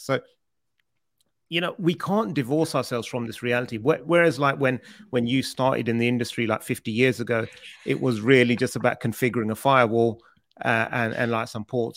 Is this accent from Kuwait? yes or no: no; United Kingdom; accent: British; I sound more funny because I'm British